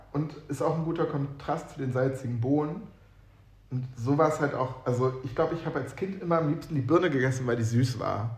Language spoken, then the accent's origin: German; Northern Germany, Germany; ich komme aus Norddeutschland